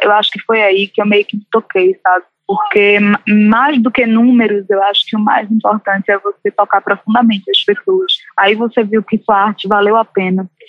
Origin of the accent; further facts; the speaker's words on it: Recife, Pernambuco, Brazil; accent: Recife; moved away as an adult; now in Rio de Janeiro, Brazil; saí com 18 anos de Recife e moro no Rio